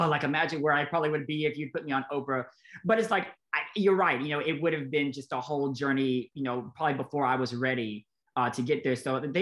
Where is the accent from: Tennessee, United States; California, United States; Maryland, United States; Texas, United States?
Tennessee, United States; Nashville; Born and raised in Nashville